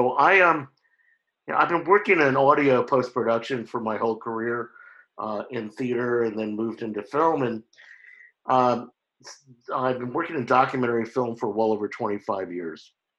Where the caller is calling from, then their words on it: Oakland, California, United States; I'm calling in from Oakland, California